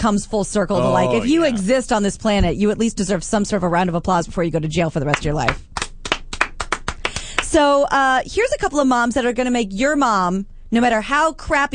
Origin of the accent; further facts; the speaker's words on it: Midwest, United States; I am from the Midwest.